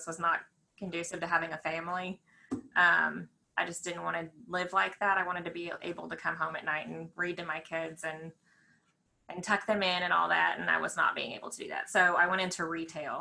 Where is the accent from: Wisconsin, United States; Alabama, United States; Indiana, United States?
Indiana, United States; also born or lived in Lexington; now in Danville, United States; I'm originally from Indiana.